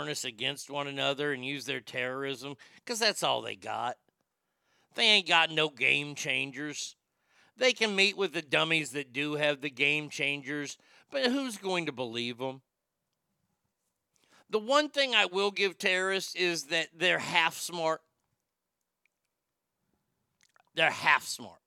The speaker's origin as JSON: {"language": "English", "region": "Texas", "country": "United States", "tie": "born or raised there", "said": "I grew up in Texas where we didn't have a lot of Jews around us growing up"}